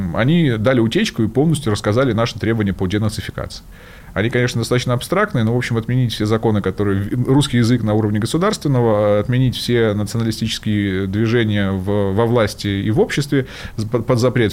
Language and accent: Russian; Sevastopol, Ukraine; я же сам из Севастополя, много там людей знакомых